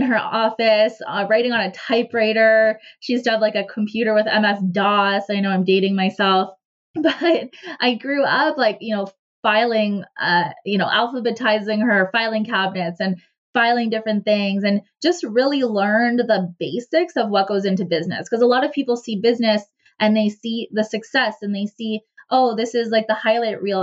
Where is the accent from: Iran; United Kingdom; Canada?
Canada; Cornwall, Ontario; I ended up back in my hometown in Cornwall, Ontario